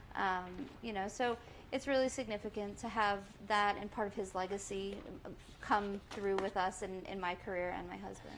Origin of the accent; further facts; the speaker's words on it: Southwest Florida, United States; moved away as an adult; now in Saratoga Springs, United States; I was born in Saratoga, uh, and my family was involved and still involved with uh, the Standardbreds, and that's how I got my start into any sort of racetrack life. And they, my parents got out of it when I was about nine years old, and we moved to Southwest Florida, which is where I grew up